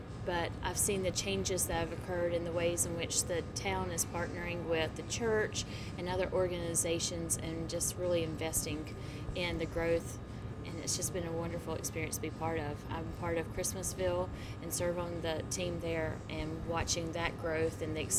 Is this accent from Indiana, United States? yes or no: no; Valdese, North Carolina, United States; born or raised there; now in Rock Hill, United States